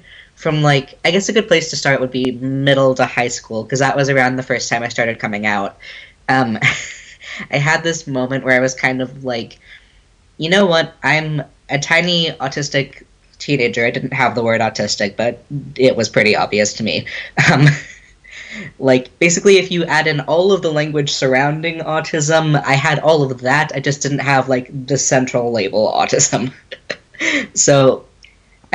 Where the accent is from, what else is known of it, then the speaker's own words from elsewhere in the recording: Dallas, Texas, United States; moved away as an adult; now in Washington, D.C., United States; I'm originally from Dallas-Fort Worth, and I moved up to D.C. for work